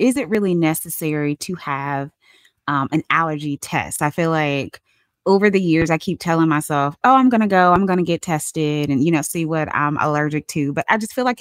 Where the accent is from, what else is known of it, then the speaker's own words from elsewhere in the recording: North Carolina, United States; moved away as an adult; also born or lived in Washington, D.C. / Richmond, Virginia; now in Atlanta, United States; I grew up in North Carolina